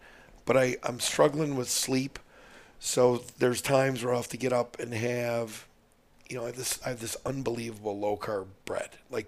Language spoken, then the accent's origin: English; Midwest, United States; See, I don't want grass-fed, bro. I'm from the Midwest.